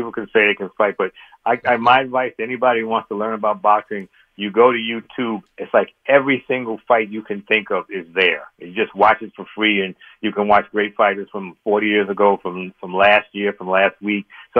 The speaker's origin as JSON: {"language": "English", "town": "Bronx", "region": "New York", "country": "United States", "tie": "born or raised there", "said": "It made me think back when I grew up in the Bronx and the Forest Projects, and we used to play ball in the schoolyard on 163rd and off of Trinity Avenue."}